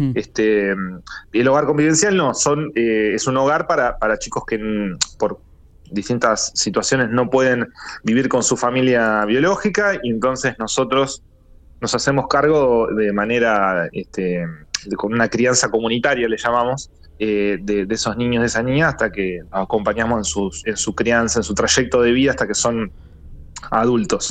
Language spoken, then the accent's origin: Spanish; Azul, Buenos Aires Province, Argentina; moved away as an adult; now in La Plata, Argentina; yo en realidad soy eh, nacido oriundo de la ciudad de Azul, del centro de la provincia de Buenos Aires, pero hace ya unos 20 años vivo en la ciudad de La Plata